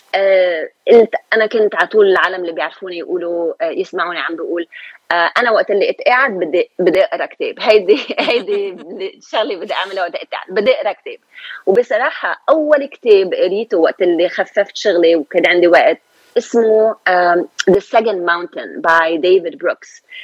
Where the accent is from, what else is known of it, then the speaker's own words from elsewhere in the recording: Lebanon; moved away as an adult; also born or lived in Beirut; now in Los Angeles, United States; أنا من لبنان، جيت من لبنان سنة ألف وتسعمية وثمانية وثمانين، يعني خمسة وثلاثين سنة